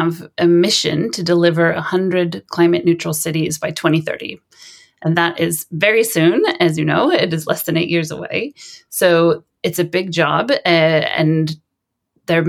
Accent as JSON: {"language": "English", "town": "Sonoma", "region": "California", "country": "United States", "tie": "born or raised there", "moved": "as an adult", "lives_now": "Lund, Sweden", "said": "I grew up in California in a town called Sonoma, which is about an hour north of San Francisco"}